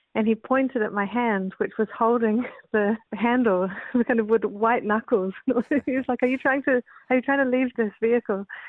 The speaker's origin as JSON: {"language": "English", "country": "New Zealand", "also_born_or_lived": "Canada", "said": "I'm a New Zealander. I, I was born in Canada"}